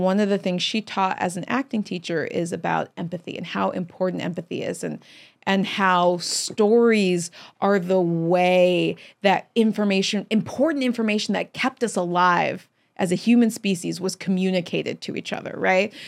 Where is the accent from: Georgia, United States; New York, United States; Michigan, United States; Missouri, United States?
Missouri, United States; Chesterfield; moved away; also born or lived in Long Beach, California; I was born in Long Beach, California, okay. but uh, we moved to Chesterfield, Missouri